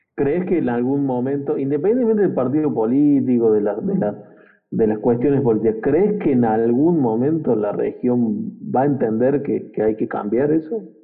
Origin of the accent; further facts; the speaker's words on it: Córdoba, Argentina; somos cordobeses